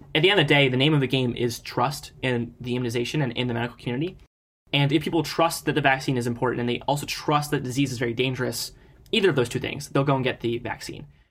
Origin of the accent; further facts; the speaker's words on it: Ohio, United States; my home state